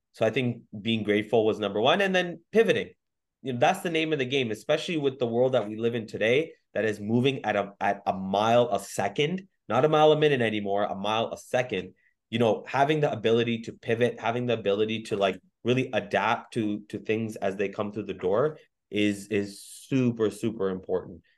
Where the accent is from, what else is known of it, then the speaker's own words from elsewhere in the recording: Mississauga, Ontario, Canada; also born or lived in Waterloo; I was born and raised in Mississauga